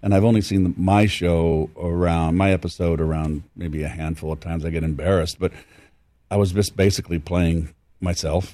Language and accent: English; San Francisco, California, United States; I'm from San Francisco